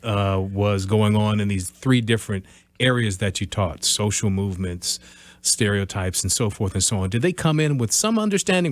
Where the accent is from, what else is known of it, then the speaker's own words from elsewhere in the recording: Midwest, United States; I'm from the Midwest. I always lived in the Midwest